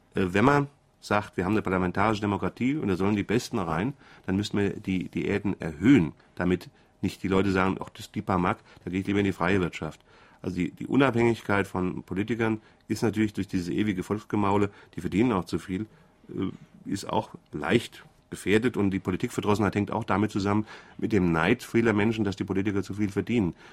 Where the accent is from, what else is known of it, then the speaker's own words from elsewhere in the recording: Frankfurt, Hesse, Germany; accent: Hessian; ich bin Hesse, das hängt mit der Sprache zusammen